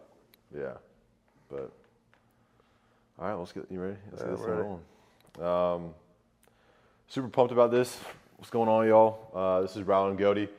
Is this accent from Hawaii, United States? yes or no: no; Kennesaw, Georgia, United States; I'm from Kennesaw, Georgia. Grew up, went to Kennesaw Mountain High School